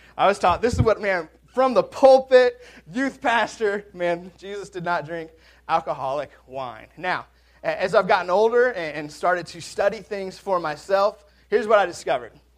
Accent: Washington, United States; now in Mississippi, United States; I'm from Washington

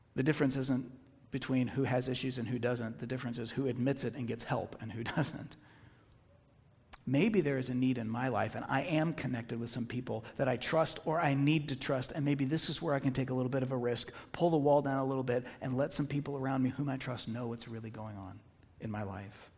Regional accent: United States; I'm an American

